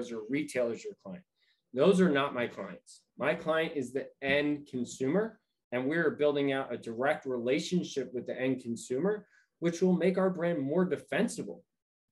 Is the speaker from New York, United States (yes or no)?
yes; New York, United States; now in California, United States; I'm originally from New York